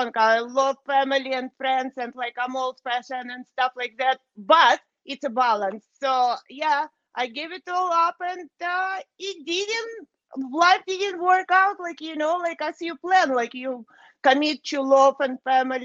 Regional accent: Moldova; now in Canada; I was born in Moldova, which is past Soviet Union

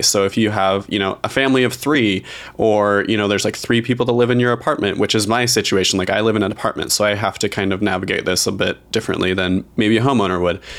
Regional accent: Idaho, United States; I grew up very rural in Idaho

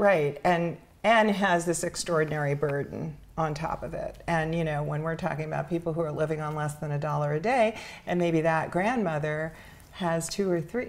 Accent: New York City, New York, United States; I grew up in Spanish Harlem

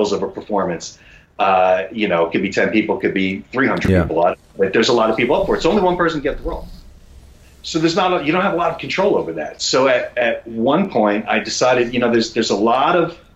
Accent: New York, United States; moved away as an adult; now in Los Angeles, United States; I was born and raised in New York. I'm a New Yorker

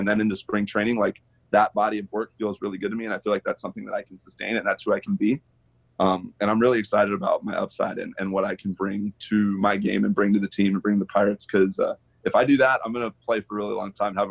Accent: Arizona, United States; I'm from Arizona

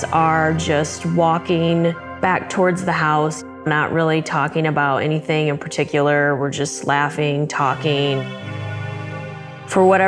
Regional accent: Southwest Michigan, United States; I grew up in Southwest Michigan in what I would consider to be a fairly rural area

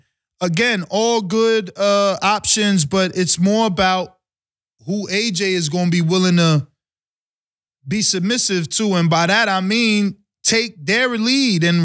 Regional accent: United States; as an American

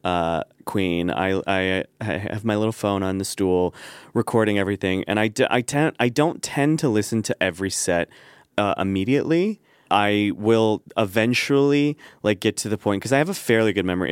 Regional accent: Midwest, United States; growing up in the Midwest with this face and that family

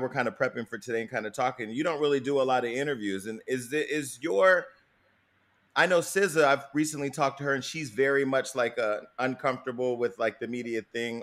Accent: Stockton, California, United States; I'm from Stockton, California

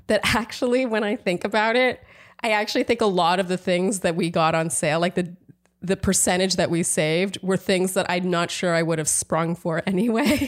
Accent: Canada; moved away as an adult; now in United States; I'm Canadian

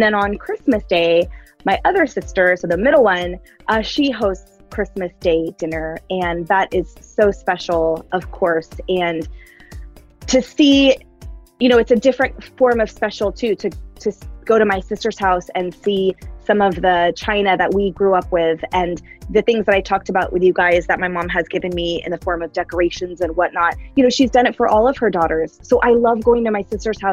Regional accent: the Bay Area, California, United States; moved away as an adult; now in Seattle, United States; I grew up in the Bay Area with all 5 of us under the same roof

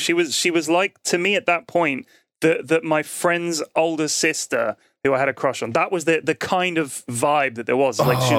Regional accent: London, United Kingdom; Yeah, we're both from London.

